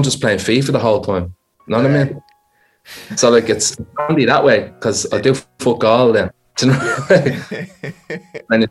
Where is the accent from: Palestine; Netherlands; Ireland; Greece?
Ireland; Dublin, Leinster; I'm from a place called Finglas